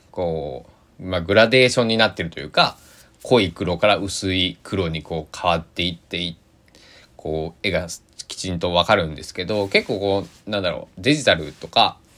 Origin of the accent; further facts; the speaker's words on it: Kanto, Japan; also born or lived in Kochi; now in Saitama, Japan; 関東なんですけどその生まれは生まれは高知、まあ、で、まあ、ルーツは高知っていうことで